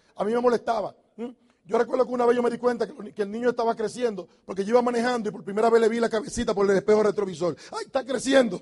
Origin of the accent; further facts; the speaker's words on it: Dominican Republic; moved away as an adult; also born or lived in New York; Los dominicanos decimos